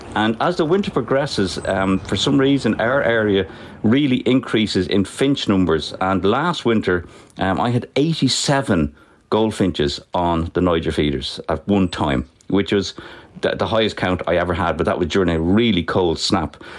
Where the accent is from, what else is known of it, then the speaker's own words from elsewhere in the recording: Dublin, Leinster, Ireland; I was born and bred in Finglas